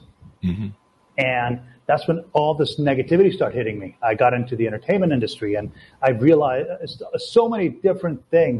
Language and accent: English; Latvia; now in Canada; We came from Latvia, right? So when we immigrated to Canada, she was working nonstop.